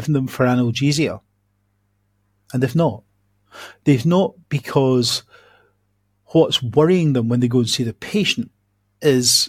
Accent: Scotland, United Kingdom; accent: Scottish; now in Coventry, United Kingdom

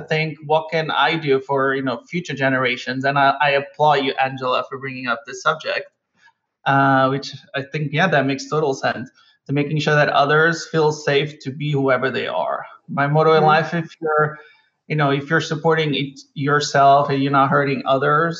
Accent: Almada, Lisbon, Portugal; moved away as an adult; I was born and raised in Almada, which is the suburbs of Lisbon.

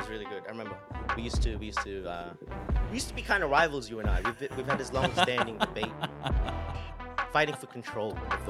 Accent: Sydney, New South Wales, Australia; I didn't grow up in Western Sydney. I grew up in the south suburbs. Sunny Shire District. An hour away on the M5. But in my later years, I got to experience living in Western Sydney.

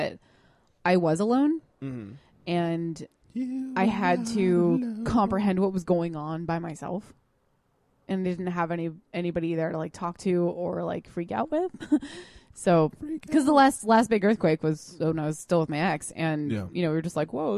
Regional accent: California, United States; I'm from California

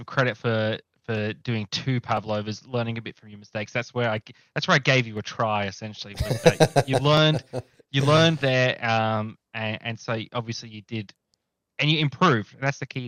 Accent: Australia; I'm Australian

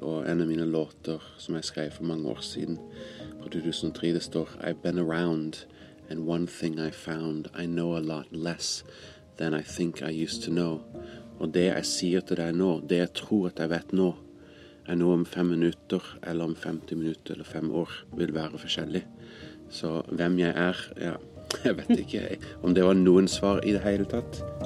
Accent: California, United States; also born or lived in Greece; now in Norway; Jeg kom opprinnelig fra California, men kom til Norge vel for litt over 20 år siden for første gang.

